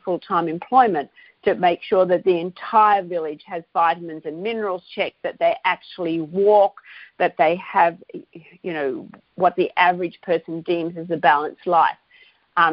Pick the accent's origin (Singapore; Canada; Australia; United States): Australia; I'm Australian and I know companies here that are contributing